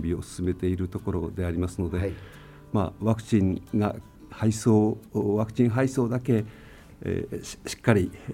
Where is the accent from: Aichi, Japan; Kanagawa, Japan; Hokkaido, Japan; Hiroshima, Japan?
Hokkaido, Japan; Tomakomai; 僕自身が苫小牧で生まれ苫小牧で育ってきた